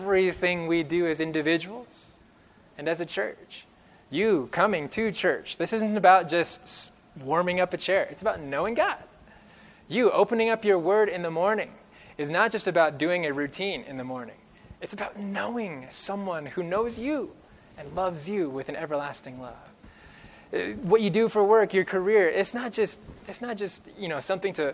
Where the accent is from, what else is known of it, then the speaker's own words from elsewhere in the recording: California, United States; growing up in California